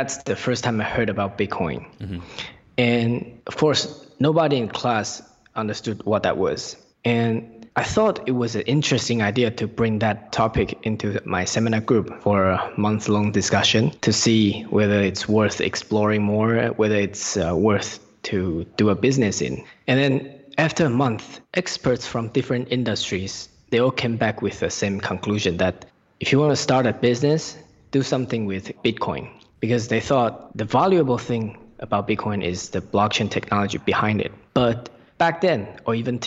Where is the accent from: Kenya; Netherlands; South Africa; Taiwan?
Taiwan; Taipei; moved away as an adult; also born or lived in Newcastle, United Kingdom; I was born in Taipei and I was raised in Taipei until I graduated from the high school and finished my military service in Taiwan